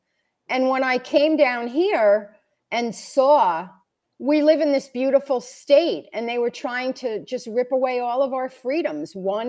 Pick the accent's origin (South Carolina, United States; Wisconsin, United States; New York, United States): New York, United States; So I'm a transplant from New York. We moved here permanently in 2019, 1 year before the big C.